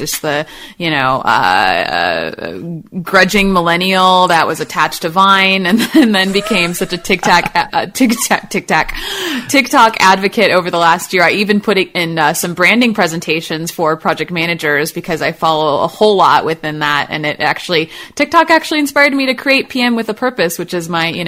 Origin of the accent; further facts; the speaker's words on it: Chicago, Illinois, United States; now in Austin, United States; I'm from Chicago, so I've seen a lot of snow and been in that a whole lot